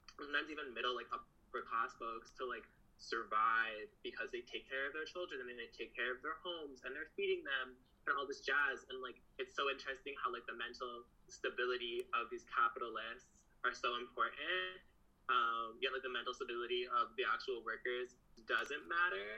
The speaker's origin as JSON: {"language": "English", "area": "Orléans", "region": "Ontario", "country": "Canada", "tie": "born or raised there", "also_born_or_lived": "Ottawa-Gatineau", "said": "I grew up in Orleans, where it's not a, it's not somewhere where you're expected to, uh, like leave by any means."}